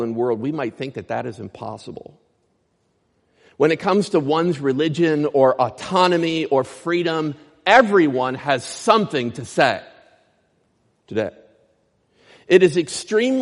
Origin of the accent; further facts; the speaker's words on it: Clymer, Pennsylvania, United States; moved away; my hometown, Clymer, Pennsylvania.